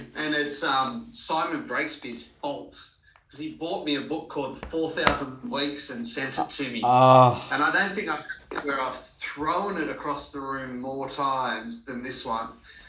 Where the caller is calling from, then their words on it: Sydney, New South Wales, Australia; My office in Sydney. It's beautiful. It's sunny outside.